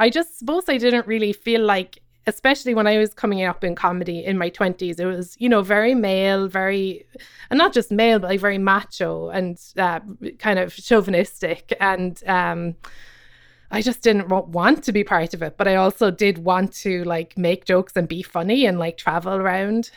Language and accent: English; Cobh, Munster, Ireland; moved away as an adult; now in Brooklyn, United States; I grew up in Cove